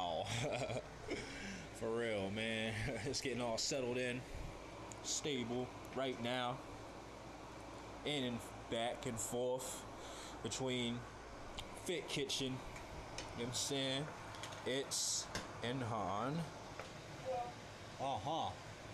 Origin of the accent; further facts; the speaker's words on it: St. Louis, Missouri, United States; I'm from the Lou, and I'm proud